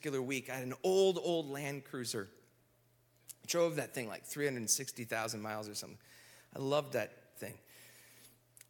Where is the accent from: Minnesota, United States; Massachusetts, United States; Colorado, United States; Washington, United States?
Minnesota, United States; I grew up in Minnesota